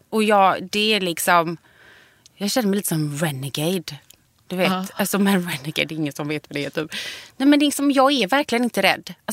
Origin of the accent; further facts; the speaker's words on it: Gothenburg, Västra Götaland, Sweden; moved away as an adult; also born or lived in Mölnlycke; jag är från början Långedra. Ja. Och sen flyttade vi liksom, har vi bott inne i stan.